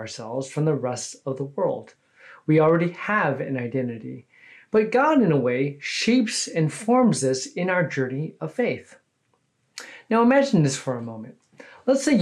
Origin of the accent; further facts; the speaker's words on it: California, United States; now in Houston, United States; I'm originally from California, but I've been a Texan now for over 20 years